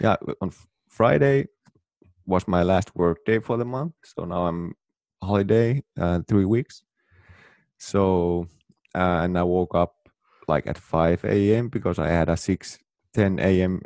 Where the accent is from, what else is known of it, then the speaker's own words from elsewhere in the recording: Oulu, North Ostrobothnia, Finland; moved away; Here in my hometown, Oulu, northern Finland